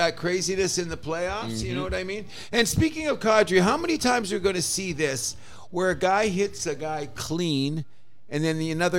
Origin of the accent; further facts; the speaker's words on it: Windsor, Ontario, Canada; moved away as an adult; now in Toronto, Canada; I grew up in Windsor, which is one of the pizza capitals of Canada. And it's got a good Italian population.